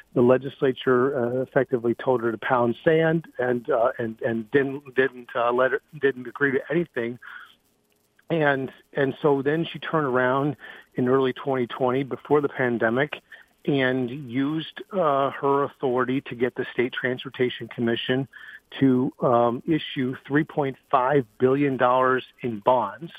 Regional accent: Chelsea, United States; moved away; I'm originally from Chelsea

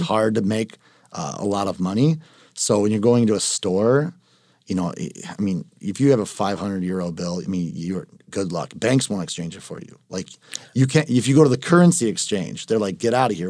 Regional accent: United States; I'm Italian American

